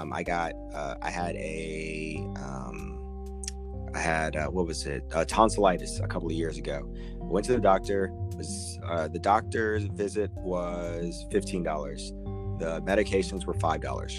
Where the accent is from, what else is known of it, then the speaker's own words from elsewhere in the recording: United States; everything that we've ever experienced as Americans